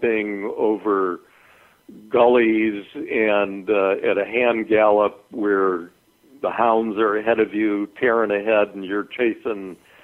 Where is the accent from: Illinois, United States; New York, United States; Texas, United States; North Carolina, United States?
Illinois, United States; Chicago; moved away as an adult; also born or lived in Adare, Ireland; I grew up in Chicago